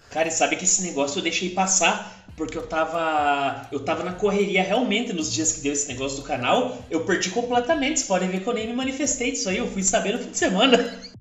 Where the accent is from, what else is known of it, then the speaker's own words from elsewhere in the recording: Ponta Grossa, Paraná, Brazil; moved away as an adult; now in Curitiba, Brazil; eu sou de uma cidade chamada Ponta Grossa, que fica no Paraná. E eu me mudei recentemente para Curitiba